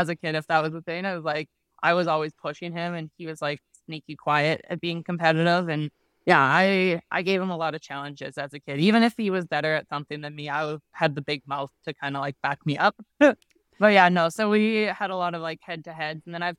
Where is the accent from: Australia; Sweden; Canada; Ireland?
Canada; moved away as an adult; now in Arizona, United States; Yeah, I was born and raised in Canada and moved down to Arizona about 2 years ago.